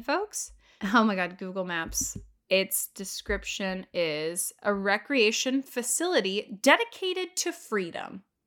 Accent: Houston, Texas, United States; now in New York, United States; I'm from Texas. I grew up in Houston, which is an hour away from Galveston

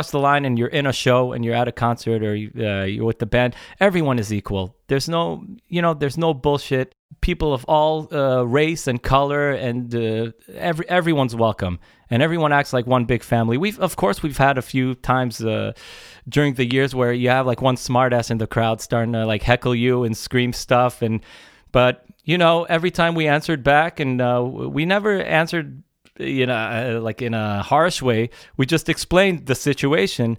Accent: Israel; we're from Israel

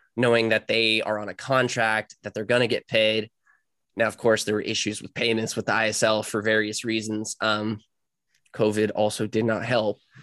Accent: Cary, North Carolina, United States; I'm from Cary, North Carolina, which is like fifteen minutes away from N C State

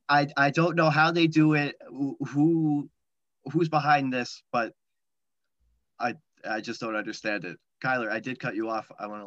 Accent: United States; growing up in the New York, New Jersey area

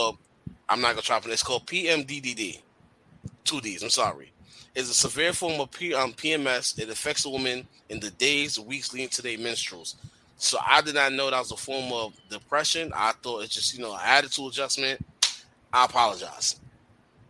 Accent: New York, United States; I've been in New York all my life

